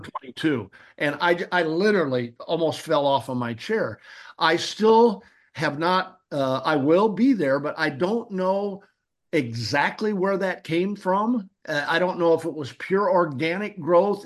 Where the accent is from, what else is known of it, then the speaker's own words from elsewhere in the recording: Peoria, Illinois, United States; Now, I'm a Midwesterner. I'm from Peoria, Illinois